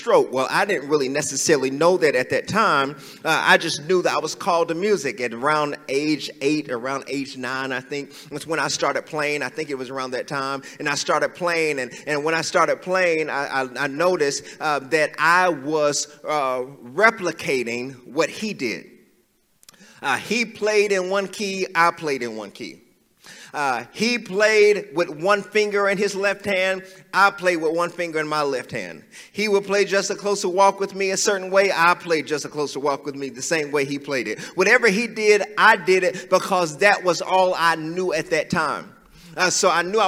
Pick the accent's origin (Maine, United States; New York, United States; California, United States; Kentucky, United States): Kentucky, United States; I was born in Western Kentucky, but then I moved to Central part of Kentucky at 1991 when my dad started to pastor.